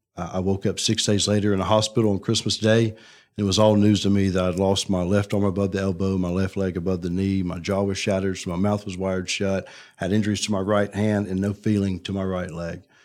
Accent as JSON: {"language": "English", "town": "Birmingham", "region": "Alabama", "country": "United States", "tie": "born or raised there", "said": "I'm I'm from Birmingham, grew yeah. up here, born and raised."}